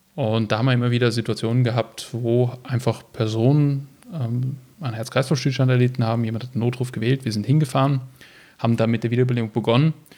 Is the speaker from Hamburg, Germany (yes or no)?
no; Düsseldorf, North Rhine-Westphalia, Germany; moved away as an adult; now in Graz, Austria; bin geboren worden in Düsseldorf in Deutschland, trage auch einen deutschen Pass.